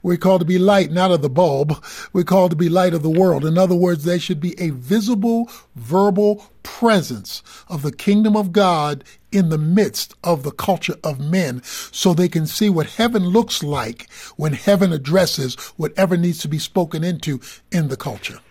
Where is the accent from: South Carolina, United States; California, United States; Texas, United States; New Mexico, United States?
Texas, United States; Dallas; also born or lived in Baltimore; I'm, I'm from Dallas